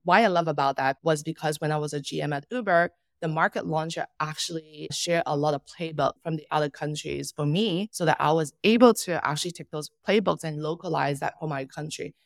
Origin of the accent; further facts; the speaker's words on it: Macau; moved away; also born or lived in Hong Kong; I'm originally from Macau.